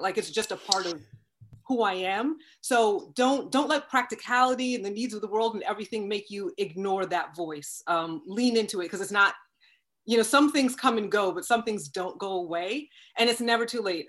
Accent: Long Island, New York, United States; moved away as an adult; grew up on Long Island, went to school in Long Island, didn't leave Long Island until I went to college

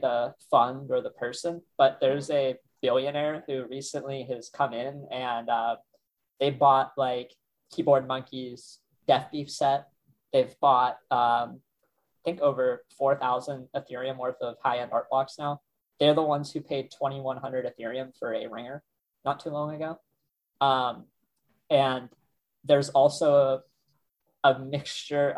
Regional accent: Ohio, United States; I'm some kid from Ohio who's like out in the sticks

